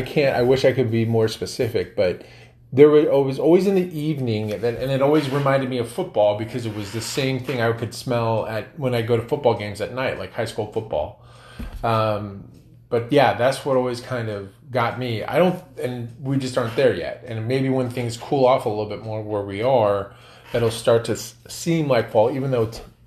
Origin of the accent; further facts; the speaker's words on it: Northern California, Midwest, United States; moved away; Not where we live now, but like when I was a kid growing up in the Midwest or even Northern California